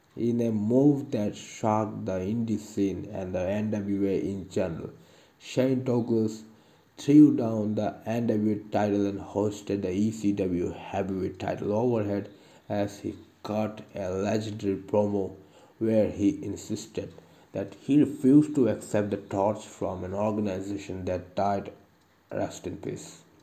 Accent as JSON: {"language": "English", "country": "India", "said": "I am from India"}